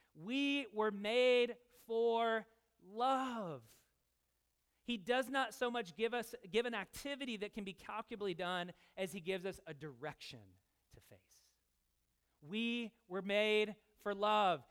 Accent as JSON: {"language": "English", "town": "Louisville", "region": "Kentucky", "country": "United States", "said": "I'm from Louisville"}